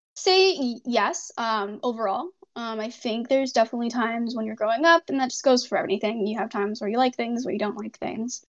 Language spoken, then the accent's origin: English; Canada; also born or lived in Hunan, China; I was adopted to Canada. I've lived in Canada for the rest of my life since then